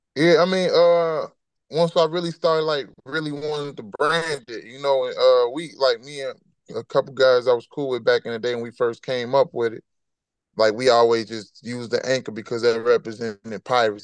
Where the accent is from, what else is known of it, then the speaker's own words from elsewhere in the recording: Chicago, Illinois, United States; moved away as an adult; now in Atlanta, United States; I'm from Chicago, so I don't come from that type of environment